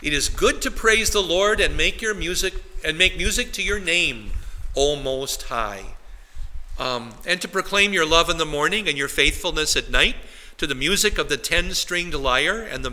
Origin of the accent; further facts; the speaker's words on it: Wisconsin, United States; now in New Ulm, United States; The lakes I grew up in Wisconsin are lakes that might have been, you know, a couple acres across